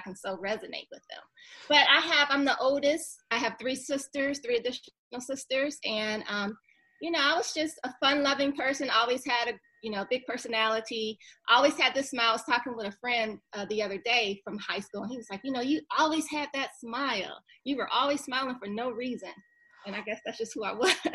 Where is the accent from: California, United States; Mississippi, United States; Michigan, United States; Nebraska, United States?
Michigan, United States; Detroit; moved away as an adult; also born or lived in Seattle, Washington; now in Atlanta, United States; growing up in Detroit